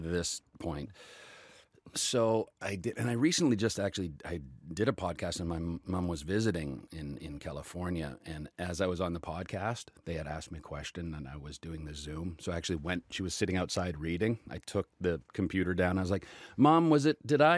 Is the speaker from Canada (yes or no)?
yes; Calgary, Alberta, Canada; did local theater in Calgary, in my hometown.